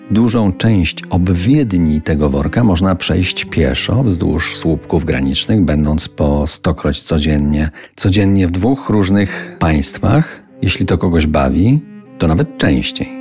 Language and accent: Polish; Żywiec Beskids, Silesian Voivodeship, Poland; mój ulubiony Beskid Żywiecki, który w wielu wymiarach pozostaje moją małą ojczyzną